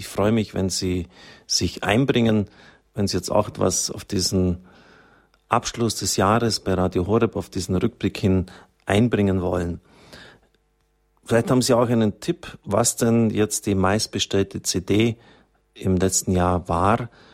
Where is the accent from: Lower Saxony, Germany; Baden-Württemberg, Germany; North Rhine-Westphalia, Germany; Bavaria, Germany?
Bavaria, Germany; near Zusmarshausen; ganz in der Nähe meiner Heimat